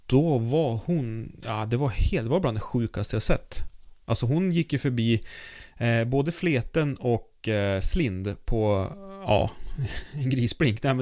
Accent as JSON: {"language": "Swedish", "country": "Sweden", "said": "så är det ju väldigt, väldigt trevlig läsning som svensk alltså."}